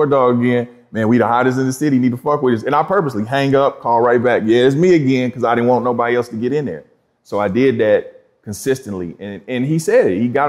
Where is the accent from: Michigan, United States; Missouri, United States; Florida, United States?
Missouri, United States; Kansas City; also born or lived in Los Angeles, California; I'm from Kansas City